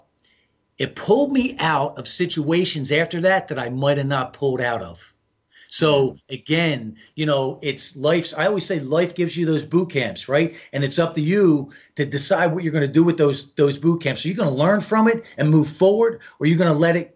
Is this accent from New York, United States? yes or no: no; New Jersey, United States; I'm from the East Coast. I'm from Jersey